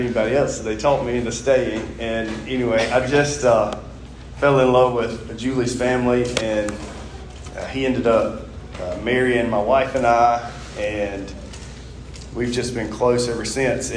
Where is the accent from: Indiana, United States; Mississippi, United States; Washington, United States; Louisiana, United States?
Mississippi, United States; from Mississippi